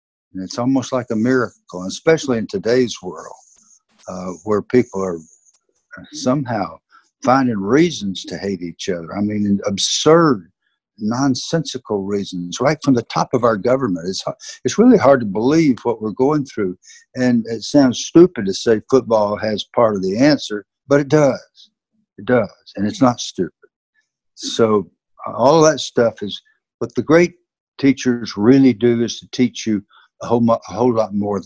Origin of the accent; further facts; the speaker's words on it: the South, United States; accent: Southern; my Southern accent